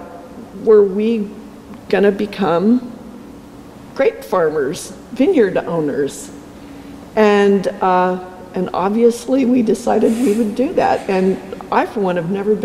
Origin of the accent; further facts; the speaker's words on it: Salem, Oregon, United States; also born or lived in Portland; I grew up here in the Willamette Valley. I was born in Salem, raised in Salem.